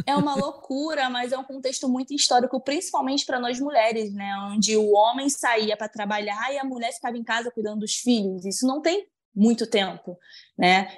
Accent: interior of Bahia, Brazil; sou do interior da Bahia

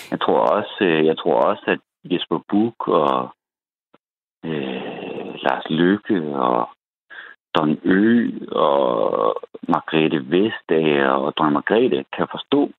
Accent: North Jutland, North Denmark Region, Denmark; jeg kommer fra Nordjylland, hvor … også er fra.

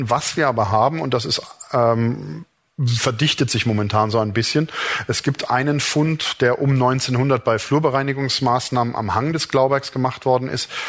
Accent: Rhineland, Germany; Ähm, mir als Rheinländer fällt sowas natürlich direkt auf.

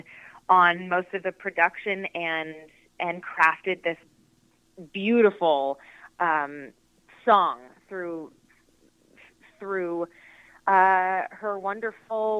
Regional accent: Canada; now in California, United States; I grew up in Canada, and we spent all our Christmases in Toronto

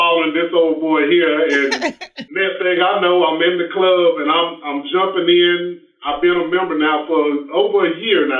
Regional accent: Laurinburg, North Carolina, United States; moved away as an adult; now in Winston-Salem, United States; I'm originally from Laurinburg, a little dot on the map here in the state.

